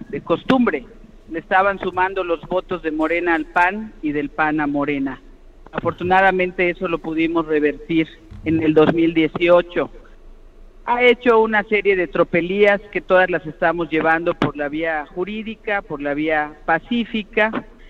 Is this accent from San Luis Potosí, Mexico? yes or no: no; Yucatán, Mexico; yo soy una yucateca cariñosa